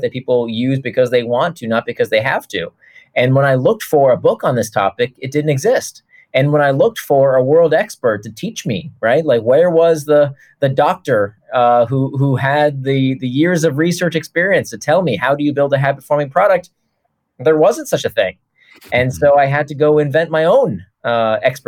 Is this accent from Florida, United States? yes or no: yes; Orlando, Florida, United States; moved away; I choose not to live there anymore. Nothing against Orlando. But, you know, when you grow up there